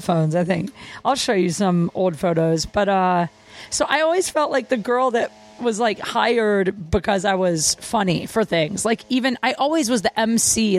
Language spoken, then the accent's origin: English; Canton, Ohio, United States; I grew up in small town Ohio, Canton, Ohio.